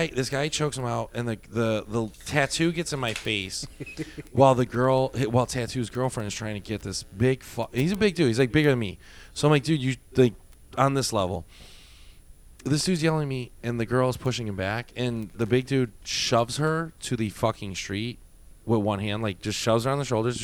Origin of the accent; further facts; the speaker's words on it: Midwest, United States; moved away; also born or lived in Miami; We're from the Midwest.